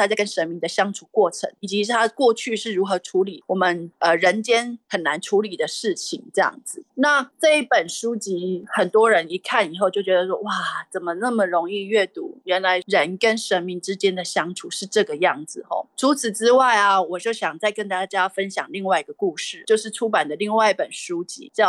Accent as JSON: {"language": "Chinese", "town": "Nantou", "region": "Nantou County", "country": "Taiwan", "said": "他就说，哎，我们南投人真的是太幸福了。"}